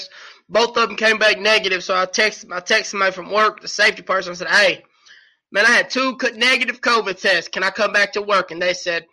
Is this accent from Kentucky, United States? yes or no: yes; Kentucky, United States; I'm from Kentucky. KY till